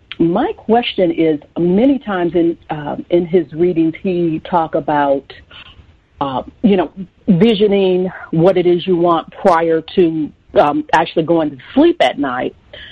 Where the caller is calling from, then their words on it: Chicago, Illinois, United States; Sure, I live in the Chicago area.